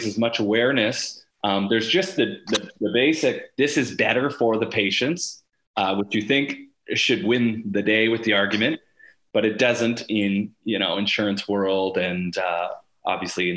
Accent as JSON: {"language": "English", "town": "Sarnia", "region": "Ontario", "country": "Canada", "tie": "born or raised there", "said": "to be in my hometown and able to do research"}